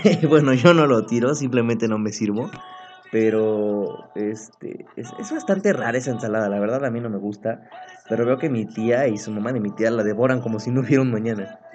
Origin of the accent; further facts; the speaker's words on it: Apizaco, Tlaxcala, Mexico; moved away; yo nací en Tlaxcala, Apizaco, Tlaxcala, y vivía ahí un buen tiempo. Cuando yo me vine a vivir para acá